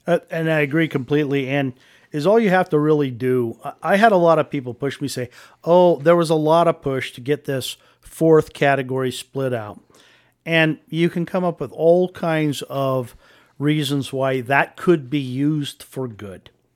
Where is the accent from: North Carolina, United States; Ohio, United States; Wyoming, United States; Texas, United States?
Wyoming, United States; Wheatland; moved away as an adult; also born or lived in Casper, Wyoming; I was a born and raised in Wheatland, uh, grew up in this fantastic state